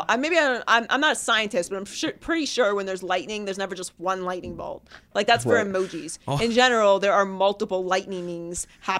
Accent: Pittsburgh, Pennsylvania, United States; I grew up in Pittsburgh.

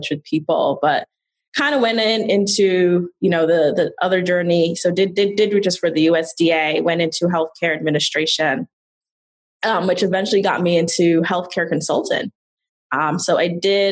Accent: New York City, New York, United States; I grew up in the Bronx

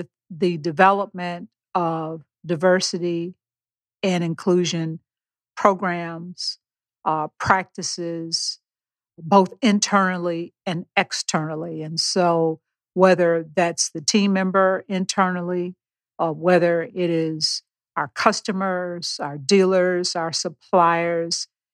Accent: Beaumont, Texas, United States; I was born and raised in Beaumont, Texas

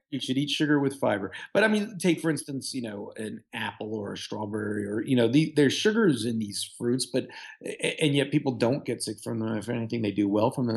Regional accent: Houston, Texas, United States; also born or lived in Michigan; I'm from Houston, I did my training in Michigan.

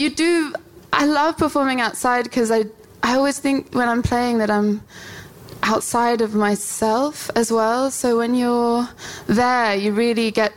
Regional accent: London, United Kingdom; I'm from South London.

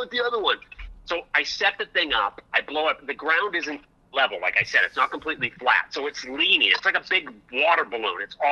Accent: Portsmouth, New Hampshire, United States; moved away as an adult; also born or lived in Kittery, Maine / Los Angeles; I was born in Portsmouth, which is right on the ocean, right on the water in Portsmouth, New Hampshire

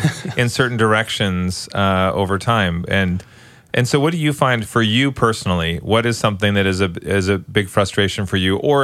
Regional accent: Canada; now in United States; I am a U.S. citizen, but I was born in Canada

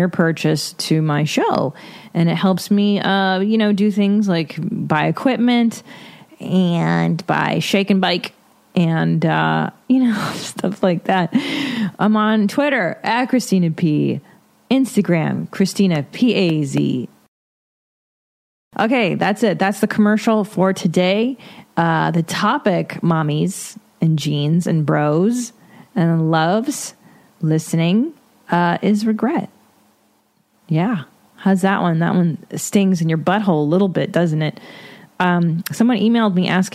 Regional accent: Los Angeles, California, United States; I'm from the San Fernando Valley. I grew up eating hot dogs stuffed with chili

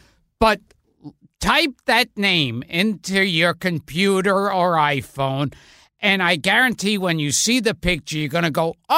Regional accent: New York City, New York, United States; I was born and raised in Brooklyn.

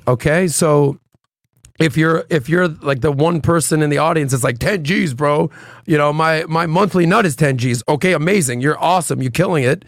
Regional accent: Miami, Florida, United States; being born and raised in Miami

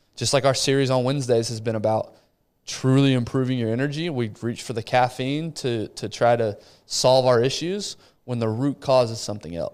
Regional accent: Rio de Janeiro, Brazil; moved away; Rio, the city I was born

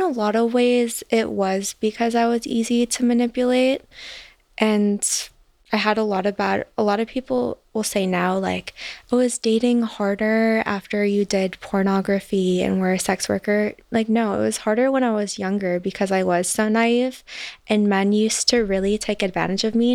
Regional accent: Chicago, Illinois, United States; moved away; I'm from Chicago originally

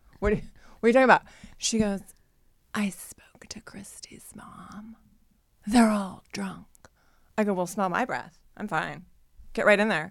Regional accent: Ohio, United States; now in Los Angeles, United States; growing up in Ohio

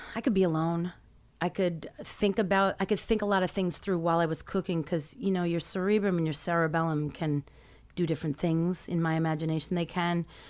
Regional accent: New York City, New York, United States; I grew up in Midtown, across from the Carnegie Deli

